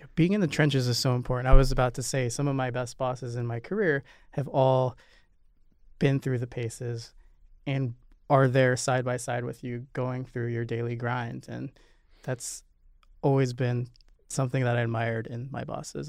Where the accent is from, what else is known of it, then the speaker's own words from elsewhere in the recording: Nebraska, United States; now in New York City, United States; We're both Midwesterners. You're from Missouri and I'm from Nebraska.